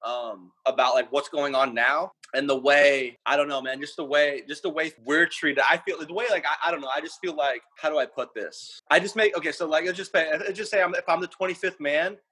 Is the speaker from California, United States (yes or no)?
yes; Murrieta, California, United States; moved away as an adult; also born or lived in New York; where I grew up, it's called Murrieta, California